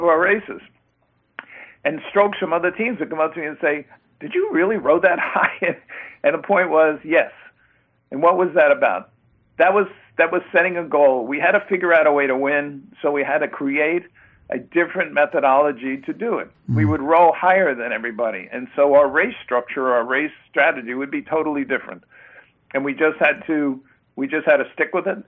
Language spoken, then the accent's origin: English; New York City, New York, United States; moved away; growing up and going to school in New York City and growing up in the Bronx